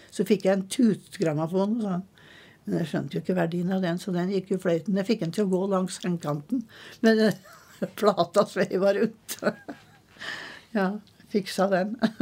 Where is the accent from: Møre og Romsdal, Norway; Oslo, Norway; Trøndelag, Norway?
Trøndelag, Norway; moved away as an adult; also born or lived in Eastern Norway; Og jeg er født i Trøndelag. Men jeg har eh, vært på Østlandet siden jeg var 19